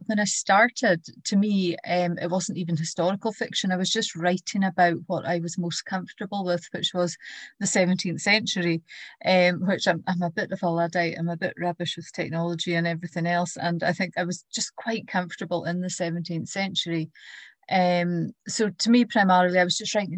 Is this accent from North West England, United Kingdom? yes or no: no; Easter Ross, Scotland, United Kingdom; I grew up in Easter Ross